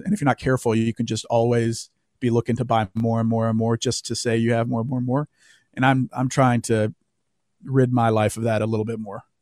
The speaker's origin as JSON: {"language": "English", "region": "the Southern United States", "country": "United States", "tie": "born or raised there", "said": "growing up in the South"}